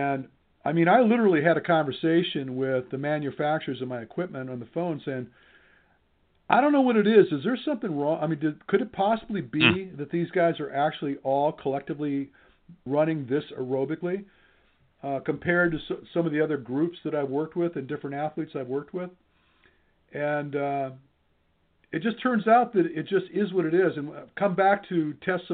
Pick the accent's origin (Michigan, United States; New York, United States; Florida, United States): Michigan, United States; I'm from Michigan